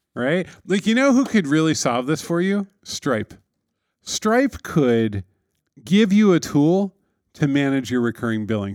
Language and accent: English; New York City, New York, United States; as a New Yorker